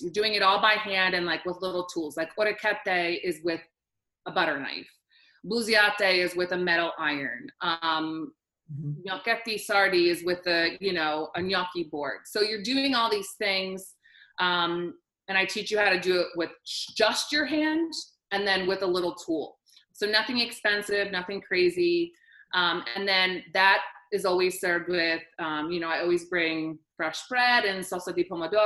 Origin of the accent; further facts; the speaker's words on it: New York City, New York, United States; now in Philadelphia, United States; I'm originally from Brooklyn